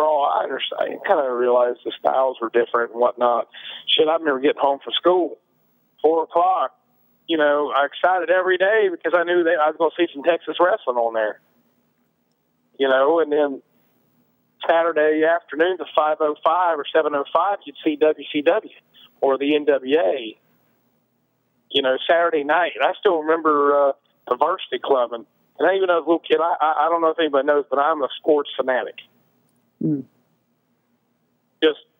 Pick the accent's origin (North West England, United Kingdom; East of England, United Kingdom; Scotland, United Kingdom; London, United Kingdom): Scotland, United Kingdom; you know, I had a thing for being a Scot.